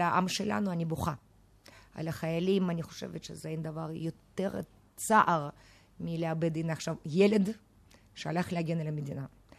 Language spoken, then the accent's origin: Hebrew; Moscow, Russia; now in Israel; אני ילידת מוסקבה